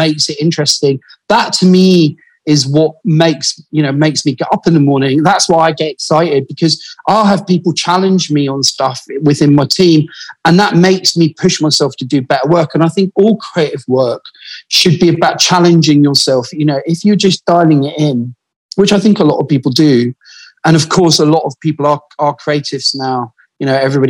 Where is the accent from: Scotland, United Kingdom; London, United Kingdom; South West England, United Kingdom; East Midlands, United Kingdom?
Scotland, United Kingdom; Glasgow; also born or lived in Paisley; I'm originally from Glasgow